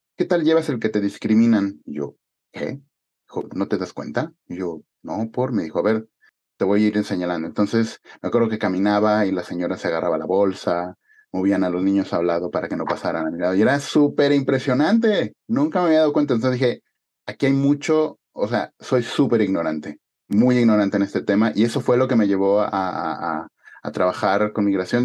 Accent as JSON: {"language": "Spanish", "country": "Mexico", "also_born_or_lived": "Spain", "moved": "as an adult", "said": "yo era el único mexicano"}